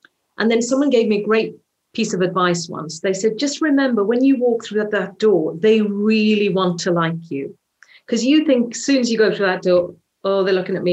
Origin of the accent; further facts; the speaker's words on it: Swansea, Wales, United Kingdom; accent: Welsh; a Welsh accent, which is my hometown, Swansea